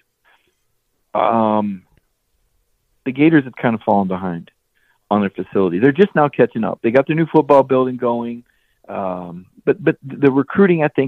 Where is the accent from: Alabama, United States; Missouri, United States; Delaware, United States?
Alabama, United States; Mobile; Me also being a Mobile native